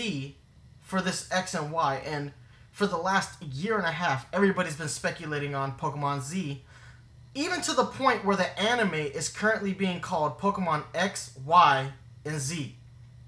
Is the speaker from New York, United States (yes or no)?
yes; New York, United States; being a New Yorker